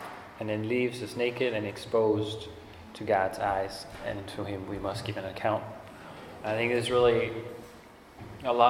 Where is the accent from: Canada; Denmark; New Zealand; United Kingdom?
Denmark; moved away; I grew up in Denmark